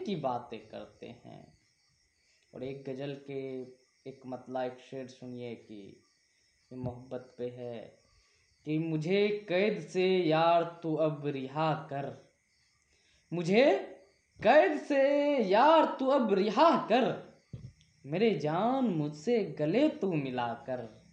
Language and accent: Hindi; Saharsa, Bihar, India; मैं बिहार राज्य के सहरसा जिला का रहने वाला हूँ